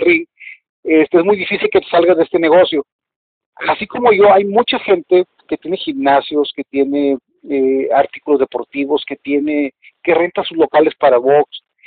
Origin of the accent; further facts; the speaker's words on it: Mexico; como somos los mexicanos